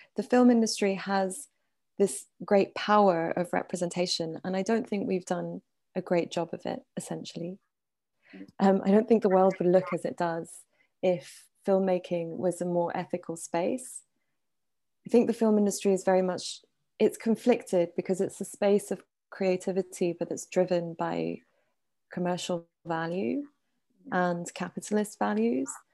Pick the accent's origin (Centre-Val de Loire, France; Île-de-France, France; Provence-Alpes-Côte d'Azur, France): Île-de-France, France; Paris; also born or lived in Iran / United Kingdom; I grew up in Paris. I'm Iranian and British.